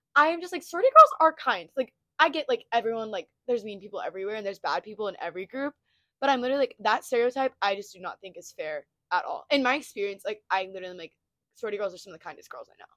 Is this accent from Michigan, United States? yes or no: no; Texas Panhandle, United States; moved away as an adult; now in Stillwater, United States; we're both from the panhandle of Texas. Um, and we both moved to Oklahoma State. So we live in Stillwater now.